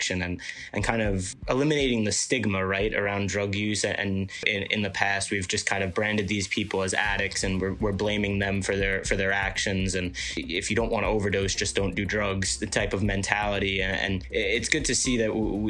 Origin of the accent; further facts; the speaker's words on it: New York City, New York, United States; growing up on Staten Island my whole life